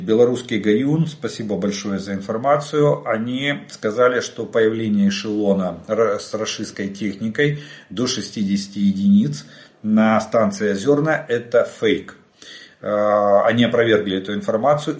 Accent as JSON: {"language": "Russian", "country": "Ukraine", "said": "мы из Украины"}